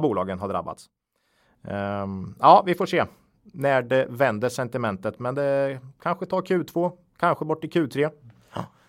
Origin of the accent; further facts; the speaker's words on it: Östergötland, Sweden; accent: östgötska; vi får ju lite skit för vår dialekt ibland